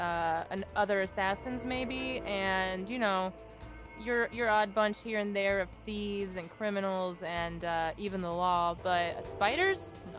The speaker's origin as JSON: {"language": "English", "region": "Texas", "country": "United States", "said": "Oh, I am from Texas. I know them well."}